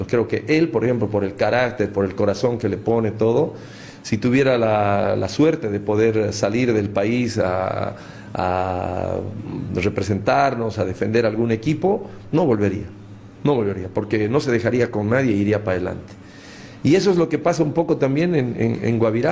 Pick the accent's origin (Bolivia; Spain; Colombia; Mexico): Bolivia; como bolivianos